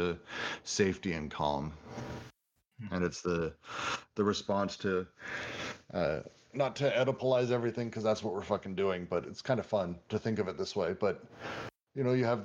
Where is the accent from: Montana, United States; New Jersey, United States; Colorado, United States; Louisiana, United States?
Colorado, United States; I grew up in Colorado